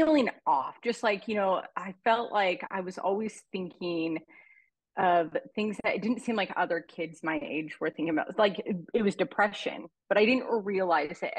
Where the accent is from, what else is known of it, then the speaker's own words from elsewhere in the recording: Oregon, United States; now in Arizona, United States; I'm from Arizona, Oregon originally, but in Arizona now